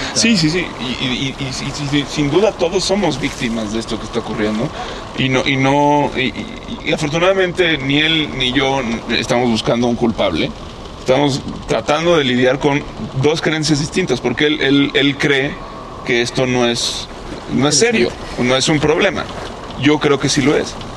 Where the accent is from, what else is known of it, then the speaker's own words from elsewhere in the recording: Mexico; nosotros como mexicanos